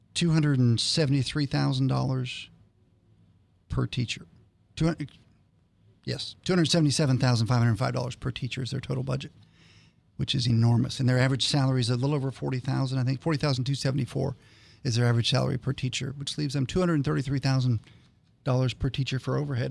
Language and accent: English; Canton, Ohio, United States; moved away; I grew up in Canton, Ohio.